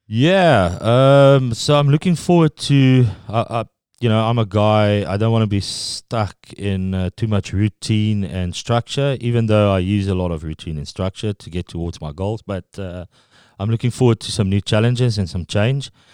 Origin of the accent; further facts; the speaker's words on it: Pretoria, Gauteng, South Africa; first language Afrikaans; English is a second language; moved away as an adult; now in New Zealand; I'm from Pretoria, which is in Gauteng.